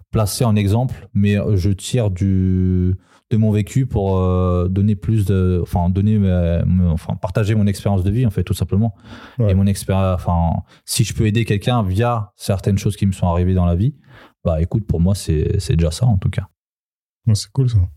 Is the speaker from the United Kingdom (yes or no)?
no; Serbia; born there; non, je suis né en Serbie.